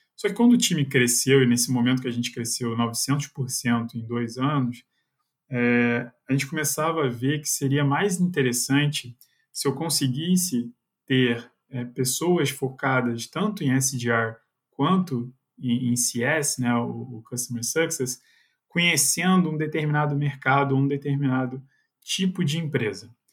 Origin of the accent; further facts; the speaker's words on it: Rio de Janeiro, Brazil; accent: carioca chiado; moved away as an adult; now in São Paulo, Brazil; sou carioca